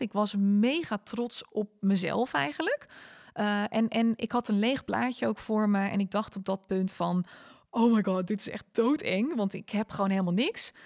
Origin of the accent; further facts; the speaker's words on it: Netherlands; also born or lived in South Africa; now in Almere, Netherlands; als typische Hollander